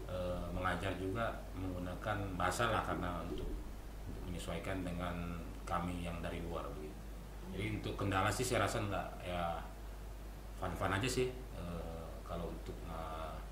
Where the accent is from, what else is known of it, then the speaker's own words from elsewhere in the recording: Kalimantan, Indonesia; now in Manado, Indonesia; Paling kalau untuk kendala kemarin memang karena saya dari Kalimantan kan